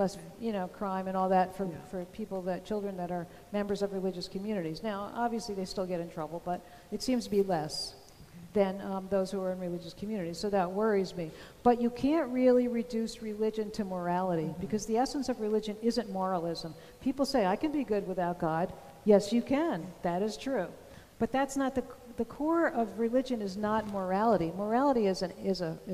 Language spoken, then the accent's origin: English; New Jersey, United States; I'm from New Jersey